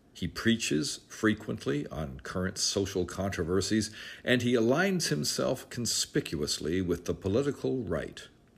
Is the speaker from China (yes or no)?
no; Canada; also born or lived in United Kingdom; I'm an evangelical myself, born and raised in Canada and the United Kingdom among evangelical Christians, and educated among evangelicals in the United States as well.